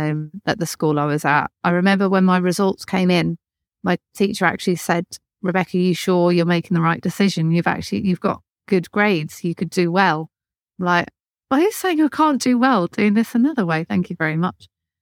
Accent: Birmingham, West Midlands, United Kingdom; accent: Birmingham; So I'm from North Birmingham. My accent is fake. And I was had a very strong Birmingham accent when I was younger.

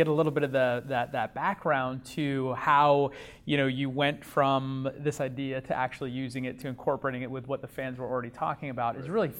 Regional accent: New York, United States; I'm from New York.

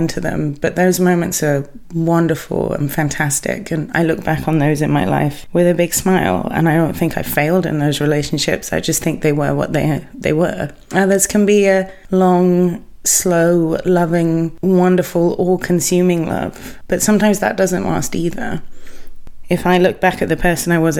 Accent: England, United Kingdom; being English

